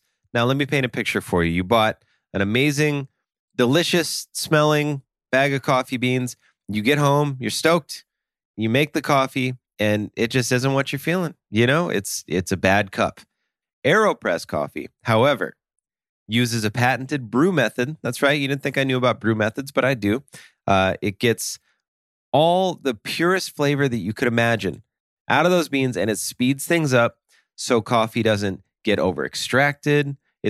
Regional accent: Russia; Well, I'm from Russia, so that's why they have the Smirnoff that I'm drinking.

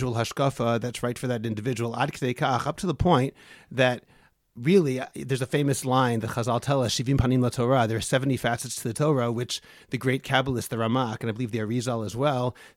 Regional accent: Newton, Massachusetts, United States; moved away as an adult; also born or lived in Lowell, Massachusetts; now in Israel; I was born in Lowell, Massachusetts, and grew up in Newton

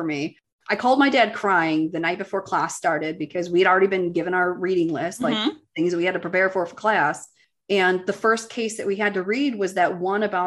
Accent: Chicago, Illinois, United States; moved away as an adult; also born or lived in Boston / Washington, D.C.; now in California, United States; I grew up in the Chicago suburbs, you know, normal Midwest people.

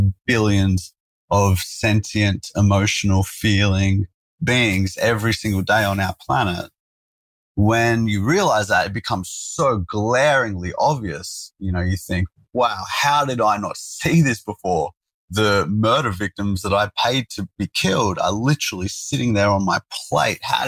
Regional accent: Sydney, New South Wales, Australia; I grew up in South Sydney, man, a place called Engadine. So in the burbs.

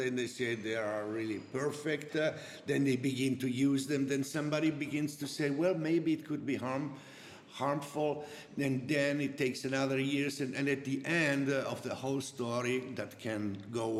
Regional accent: Trieste, Friuli-Venezia Giulia, Italy; English is a second language; also born or lived in Switzerland; now in Montalcino, Italy; I'm original from Trieste

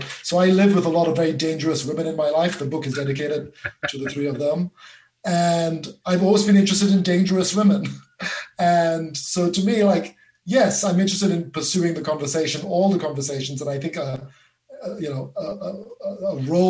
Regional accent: Malaysia; also born or lived in Singapore / England; now in United States; I'm an immigrant, I'm a serial immigrant. I grew up in Malaysia and Singapore. I immigrated to England, and 10 years ago, I immigrated again to America, and I only became American last month.

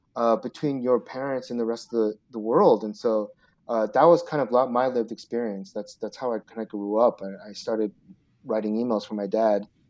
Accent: Seattle, Washington, United States; also born or lived in Chicago; I was born in Chicago, but my dad went to the University of Washington. Um, and so he, so we grew, I grew up in Seattle

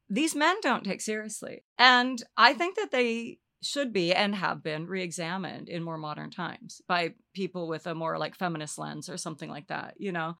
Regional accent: Olympia, Washington, United States; I grew up in Olympia, Washington

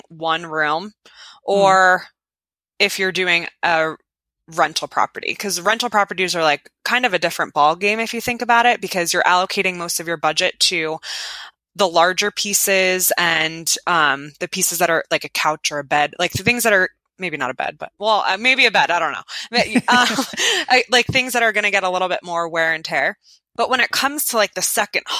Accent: Bridgewater, New Jersey, United States; also born or lived in Rhode Island; I'm from Bridgewater, New Jersey

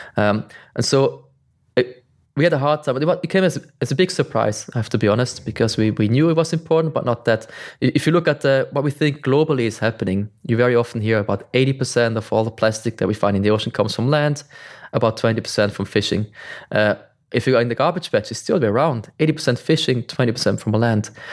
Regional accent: Switzerland; I'm from Switzerland. I live in the mountains, far away from the ocean

